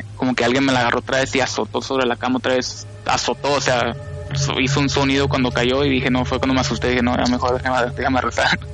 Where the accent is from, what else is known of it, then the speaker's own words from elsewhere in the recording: California, United States; now in Las Vegas, United States; cuando yo nací, yo nací en California